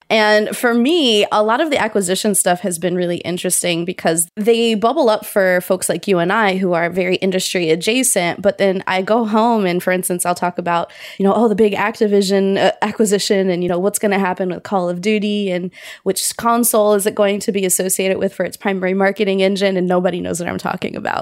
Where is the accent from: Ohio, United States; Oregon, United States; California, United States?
Ohio, United States; Cincinnati; moved away; also born or lived in Pittsburgh; I went back home where I grew up in Cincinnati